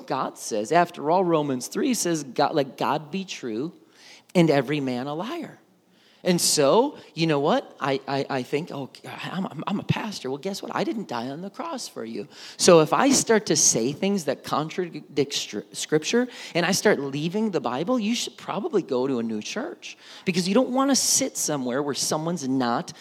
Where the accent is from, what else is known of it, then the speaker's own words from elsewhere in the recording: Milwaukee, Wisconsin, United States; growing up in Milwaukee, Wisconsin